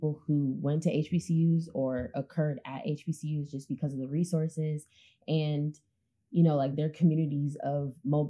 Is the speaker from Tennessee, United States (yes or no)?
no; Oakland, California, United States; like I'm from Oakland, California.